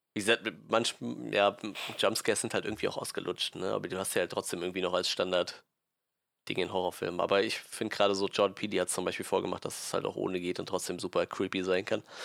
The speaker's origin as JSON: {"language": "German", "area": "Westerwald", "region": "Rhineland-Palatinate", "country": "Germany", "said": "Ich komme aus dem Westerwald"}